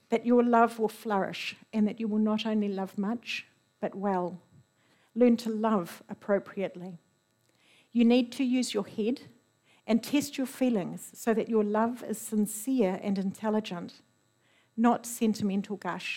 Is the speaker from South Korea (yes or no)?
no; New Zealand; as a New Zealander